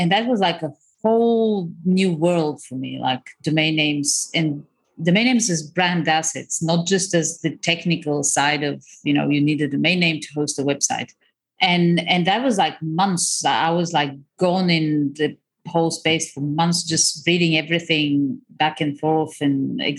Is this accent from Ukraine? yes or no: yes; Crimea, Ukraine; moved away; also born or lived in Bulgaria; I was born in Ukraine, in the Crimea. I grew up between the Crimea and Bulgaria. So kind of Eastern Europe, pretty what I find classic Eastern upbringing, which when I came to the West seemed like very exciting for everyone.